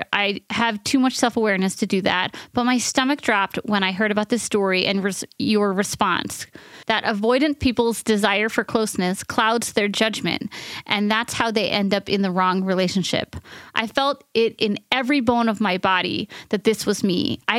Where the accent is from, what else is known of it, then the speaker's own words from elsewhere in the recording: New York, United States; I'm from New York and grew up in an extremely progressive community with lots of love and acceptance of differences